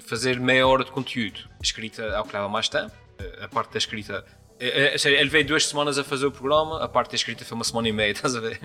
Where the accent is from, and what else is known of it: São Miguel, Azores, Portugal; accent: Micaelense